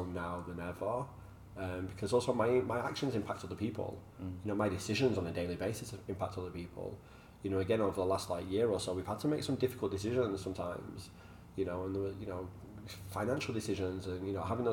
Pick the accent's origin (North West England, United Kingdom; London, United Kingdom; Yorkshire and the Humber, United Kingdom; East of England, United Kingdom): North West England, United Kingdom; Manchester; moved away; I'm from Manchester. Like, we fight probably a bit too much